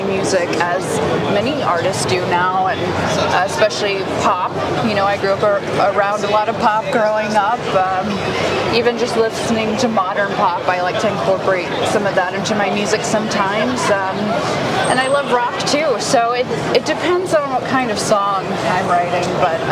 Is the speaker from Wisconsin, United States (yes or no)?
no; Knoxville, Tennessee, United States; now in Nashville, United States; growing up in Knoxville